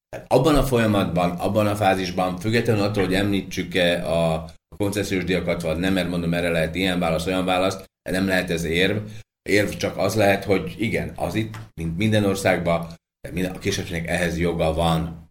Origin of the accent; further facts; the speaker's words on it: Slovakia; akik itt élő magyarok vagyunk